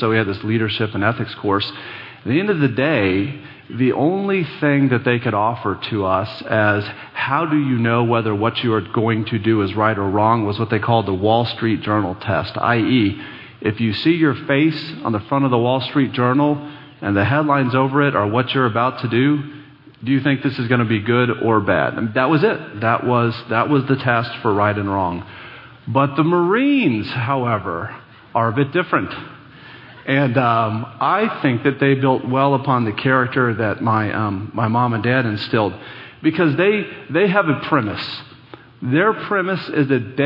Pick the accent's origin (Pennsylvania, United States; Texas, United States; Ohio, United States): Texas, United States; Dallas; I grew up here in Dallas